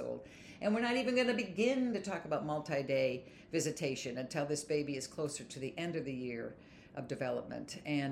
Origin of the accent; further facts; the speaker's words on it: Pennsylvania, United States; I'm from Pennsylvania.